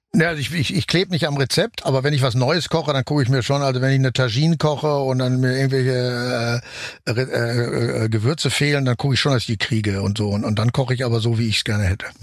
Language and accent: German; Germany; ich natürlich als Deutscher